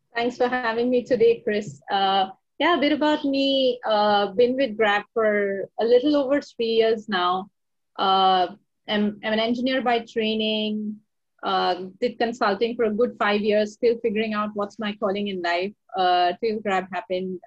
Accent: India; moved away; I come from India

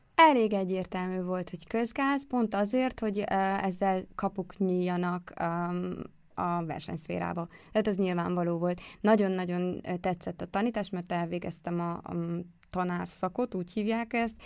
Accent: Békéscsaba, Békés, Hungary; moved away as an adult; also born or lived in Szeged; én vidékről jöttem, nekem Békés Csabáról

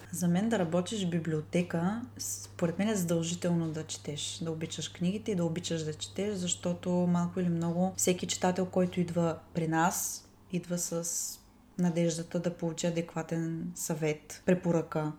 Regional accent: Ruse, Ruse Province, Bulgaria; Живея в Русе, родена съм в Русе, цял живот съм живяла тук, не съм живяла никъде другаде

